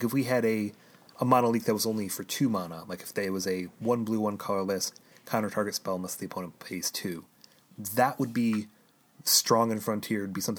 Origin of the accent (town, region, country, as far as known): Chicago, Illinois, United States